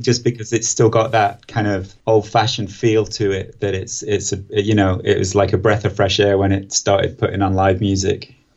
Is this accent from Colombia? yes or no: no; Preston, North West England, United Kingdom; I grew up in Preston